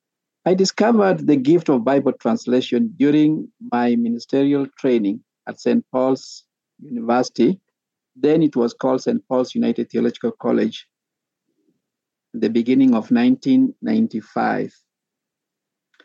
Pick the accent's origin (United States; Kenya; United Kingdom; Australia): Kenya; first language Sabaot; English is a second language; This is my mother tongue now. In Kenya, we have more than 50 languages, the vernacular languages, and this is Sabaot language.